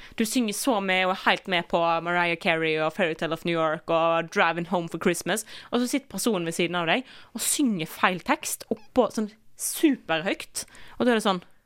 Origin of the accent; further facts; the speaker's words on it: Western Norway, Norway; Jeg er vestlending